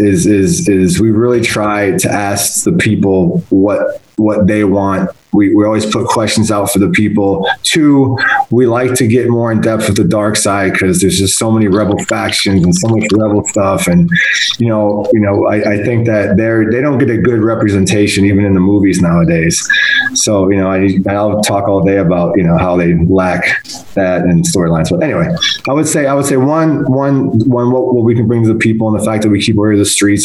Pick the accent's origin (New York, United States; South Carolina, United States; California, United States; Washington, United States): New York, United States; Buffalo; I grew up in Buffalo